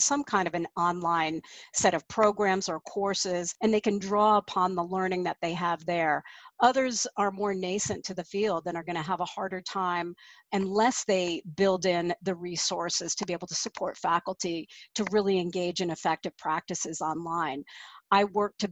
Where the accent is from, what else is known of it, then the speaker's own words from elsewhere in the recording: Colorado, United States; my home state of Colorado